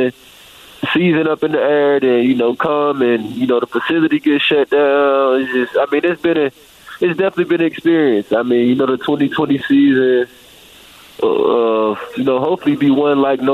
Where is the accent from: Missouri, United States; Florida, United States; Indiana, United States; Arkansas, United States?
Florida, United States; I'm from Florida